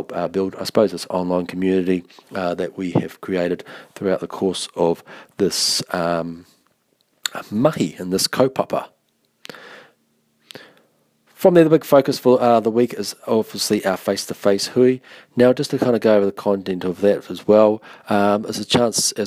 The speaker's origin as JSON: {"language": "English", "region": "Taranaki", "country": "New Zealand", "said": "no Taranaki ahau, I'm from Taranaki"}